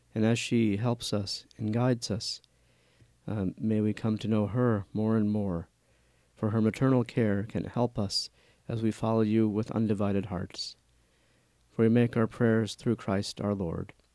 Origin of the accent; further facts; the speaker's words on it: New Orleans, Louisiana, United States; moved away as an adult; now in Atchison, United States; I was born and raised in New Orleans, Louisiana, and my family comes from India